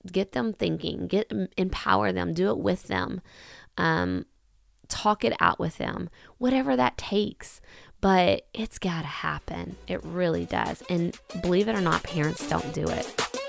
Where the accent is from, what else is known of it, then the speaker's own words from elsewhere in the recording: Kentucky, United States; I am from Kentucky